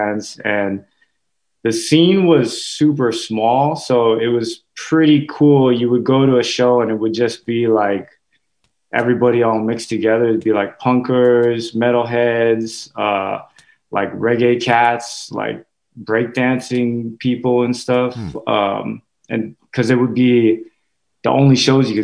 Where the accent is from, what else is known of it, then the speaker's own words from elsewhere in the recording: Hawaii, United States; moved away as an adult; also born or lived in Washington State; now in New York, United States; I was born there in Hawaii, and so yeah, I lived there for 23 years